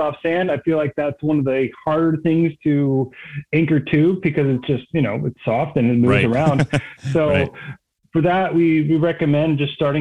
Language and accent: English; East Coast, just north of DC, Maryland, United States; moved away as an adult; I grew up on the East Coast, just north of DC